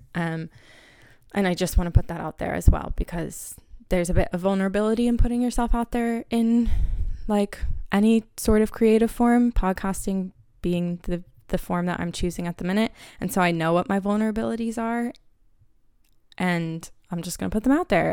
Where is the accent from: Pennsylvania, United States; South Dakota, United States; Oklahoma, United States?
Pennsylvania, United States; Harrisburg; accent: American; moved away as an adult; also born or lived in Philadelphia, Pennsylvania; now in Dublin, Ireland; I am from Harrisburg, Pennsylvania